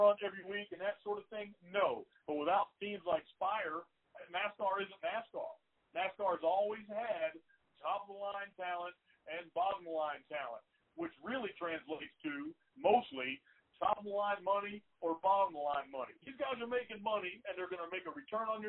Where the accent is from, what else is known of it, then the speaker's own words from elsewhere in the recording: Texas, United States; I'm from Texas